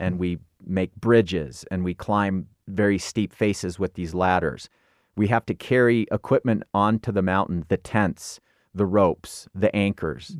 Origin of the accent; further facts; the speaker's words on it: Illinois, United States; grew up in Illinois